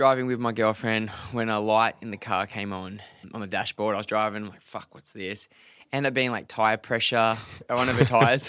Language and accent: English; Australia; us as Australians